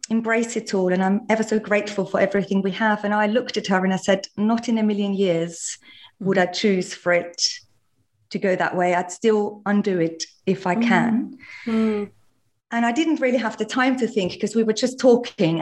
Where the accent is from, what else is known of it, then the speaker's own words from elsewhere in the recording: Austria; all the yummy things I was raised on in Austria